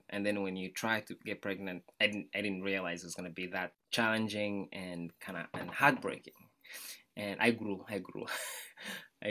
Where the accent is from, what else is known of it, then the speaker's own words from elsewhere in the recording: Kigali, Rwanda; now in United States; I was born in Rwanda, Central East Africa, Kigali, in the capital city